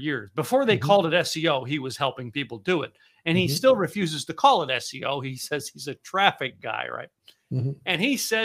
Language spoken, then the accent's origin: English; the Poconos, Pennsylvania, United States; also born or lived in Scranton, Pennsylvania; now in Dallas, United States; I grew up in the Poconos of Pennsylvania